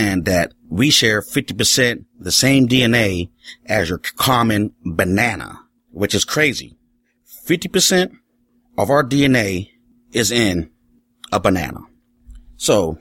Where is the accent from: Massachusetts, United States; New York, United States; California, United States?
California, United States; Richmond; I'm from Richmond, California